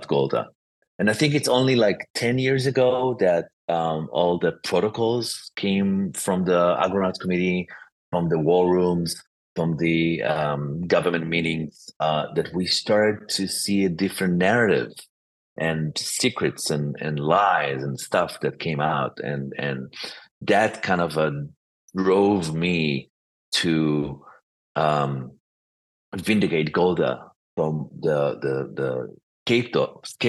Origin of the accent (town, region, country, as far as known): Israel; born or raised there